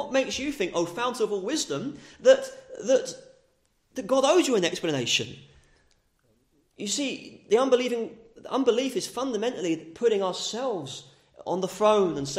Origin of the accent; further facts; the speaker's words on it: England, United Kingdom; as English people, it's pleasant and green land